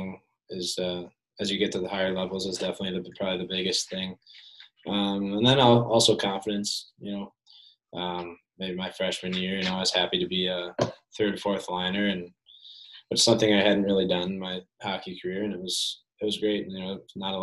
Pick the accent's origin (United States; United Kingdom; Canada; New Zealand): United States; Madison, Wisconsin; growing up in Madison with my family here